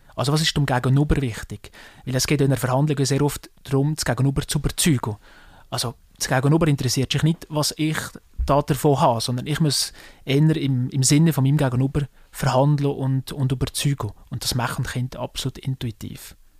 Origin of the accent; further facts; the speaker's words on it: Salgesch, Valais, Switzerland; accent: Walliser dialect; ich komme aus einem, aus einem Weindorf, ich komme von Salgesch